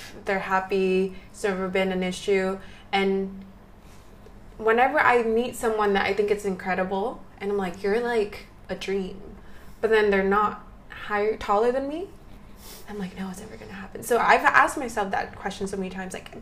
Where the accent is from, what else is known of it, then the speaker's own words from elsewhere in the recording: Vietnam; growing up in Vietnam